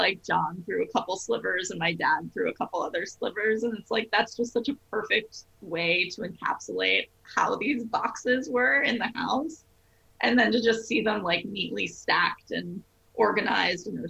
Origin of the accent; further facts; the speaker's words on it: New Jersey, United States; I grew up in New Jersey